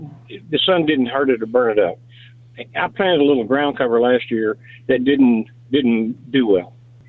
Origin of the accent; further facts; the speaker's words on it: Dallas, Texas, United States; now in Bryan, United States; we at a house where I grew up in Dallas